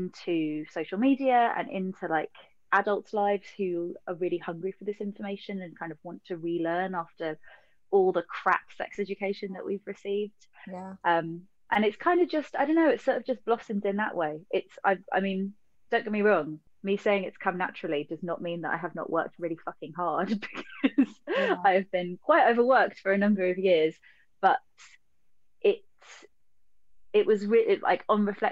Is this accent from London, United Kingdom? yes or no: yes; London, United Kingdom; I grew up in Southeast London.